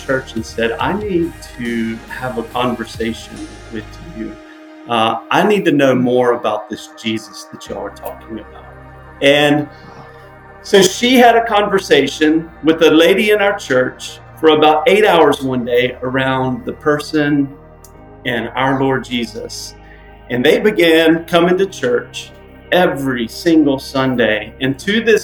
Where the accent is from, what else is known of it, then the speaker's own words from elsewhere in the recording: Macon, Georgia, United States; now in Portland, United States; I'm originally from Macon, Georgia, so just a little south of where you guys are from